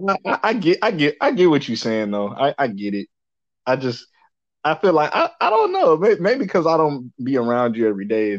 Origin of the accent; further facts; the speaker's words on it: Dallas, Texas, United States; moved away as an adult; now in California, United States; I'm from Dallas